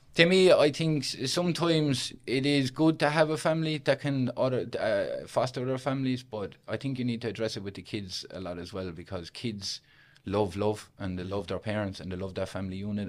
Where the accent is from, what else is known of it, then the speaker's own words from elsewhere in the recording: Limerick, Munster, Ireland; I originally come from a place called Weston, which is based inside Limerick City